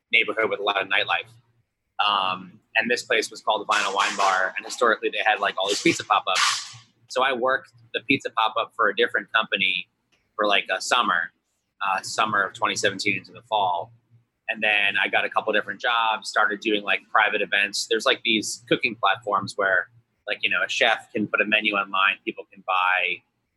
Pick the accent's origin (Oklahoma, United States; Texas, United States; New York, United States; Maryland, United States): New York, United States; Long Island; also born or lived in Seattle; now in San Francisco, United States; I grew up in Long Island. So home of the grandma slice.